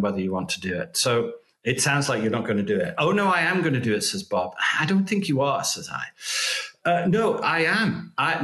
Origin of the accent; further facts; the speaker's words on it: United Kingdom; now in United States; I'm British